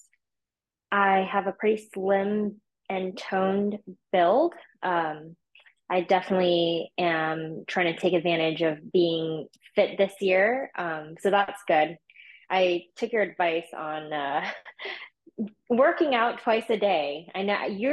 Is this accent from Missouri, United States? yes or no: no; Big Island, Hawaii, United States; moved away as an adult; also born or lived in Portland, Oregon; I grew up in Hawaii on the Big Island, and it was, kind of a small town vibe there.